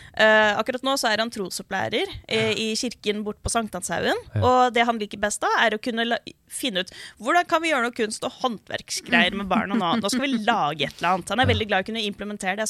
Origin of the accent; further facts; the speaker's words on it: Oslo, Norway; Jeg vokste opp på Oslo vestkant